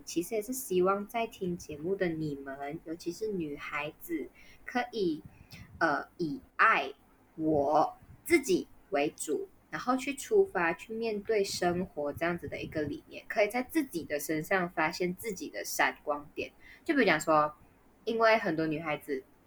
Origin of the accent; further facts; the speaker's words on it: Malaysia; 我们是马来西亚人